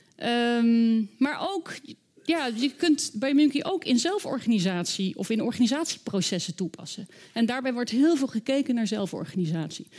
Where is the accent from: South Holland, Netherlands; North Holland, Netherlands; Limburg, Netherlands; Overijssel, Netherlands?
South Holland, Netherlands; The Hague; Ik ben zelf opgegroeid in Den Haag